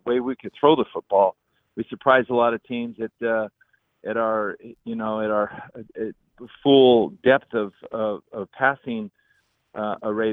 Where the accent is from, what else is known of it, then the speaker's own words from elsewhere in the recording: Southern California, United States; as a kid growing up in Southern California